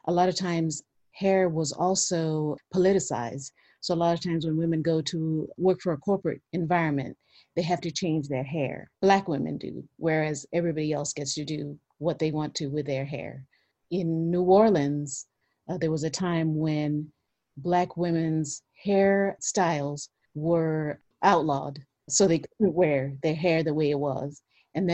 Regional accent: Kenya; I'm from Kenya.

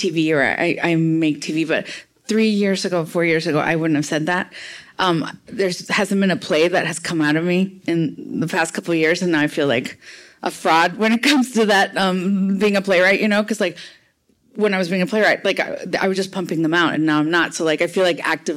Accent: Rio Grande Valley, Texas, United States; English is a second language; also born or lived in Mexico; I'm an immigrant. I'm from Texas. I mean, I grew up in around Rio Grande Valley.

